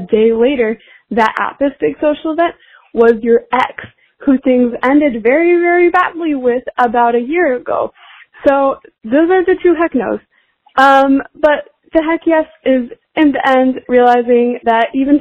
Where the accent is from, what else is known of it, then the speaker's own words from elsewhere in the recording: Portland, Oregon, United States; I'm from Portland, Oregon